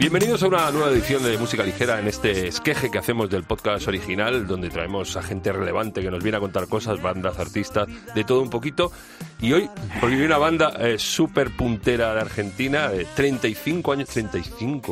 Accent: Spain

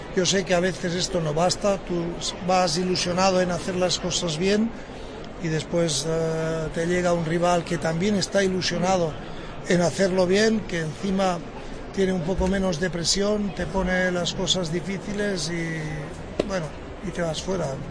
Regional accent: Spain; yo como español

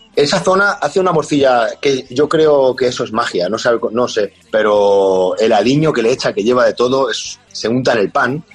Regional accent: Extremadura, Spain; moved away; la morcilla que tengo ahí de mi pueblo, le, abro una, le abro una cervecita extremeña

